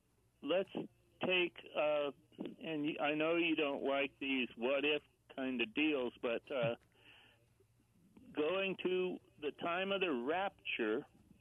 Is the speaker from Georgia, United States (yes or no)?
no; Long Island, New York, United States; born there; I was asked, where are you from? And I said, well, I was born in Long Island.